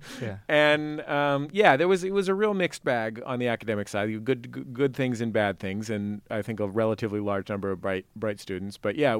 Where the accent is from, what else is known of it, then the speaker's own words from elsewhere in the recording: San Francisco, California, United States; I grew up in the Mission sort of, my dad lived towards Bernal Heights.